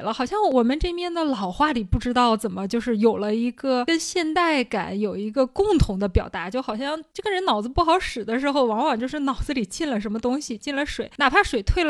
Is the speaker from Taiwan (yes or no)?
no; Liaoning, China; accent: Jiao-Liao Mandarin; also born or lived in Shanghai; 我家这边啊，我们属于是辽宁省，但是我们呢跟大家传统印象上的东北啊口音还不一样。